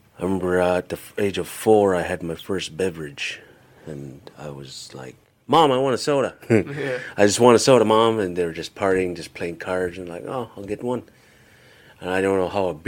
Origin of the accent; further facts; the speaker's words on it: Kipnuk, Alaska, United States; first language Yupik; moved away as an adult; also born or lived in Tyonek / Kongiganak; now in Anchorage, United States; I grew up in a village called Kipnuk